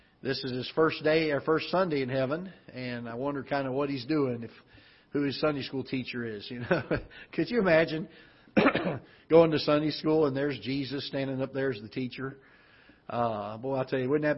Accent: Florida, United States; now in Festus, United States; I'm from Florida

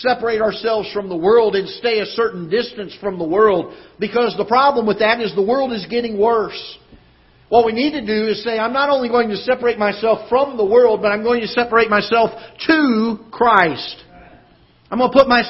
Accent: the South, United States; now in Festus, United States; I'm from the South. We had camp meetings

